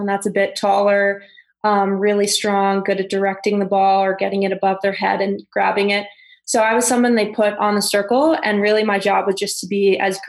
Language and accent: English; South Shore of Long Island, New York, United States; also born or lived in Florida; I grew up on the South Shore of Long Island